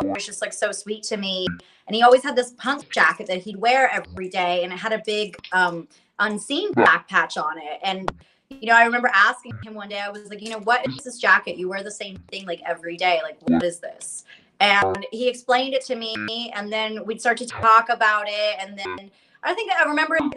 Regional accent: Tampa, Florida, United States; I grew up in Florida, and I lived in South Tampa

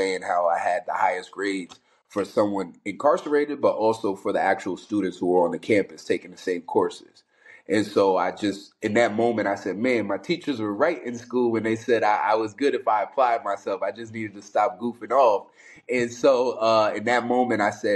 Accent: Albany, New York, United States; I'm a kid from New York City. I was born in Manhattan, split time between the Bronx and Harlem. When I was around 8 years, 9 years old, my father passed away, which then led my mother to say she wanted to leave New York City. So we migrated back up north, Albany, New York

